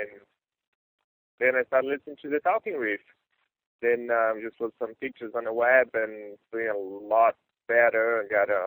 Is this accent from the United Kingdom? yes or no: no; Brazil; I'm from Brazil